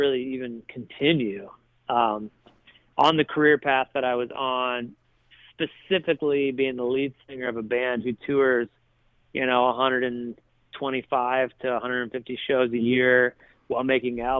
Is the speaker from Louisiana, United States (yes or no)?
no; Toledo, Ohio, United States; moved away as an adult; now in Nashville, United States; when I was 16 at Toledo Christian School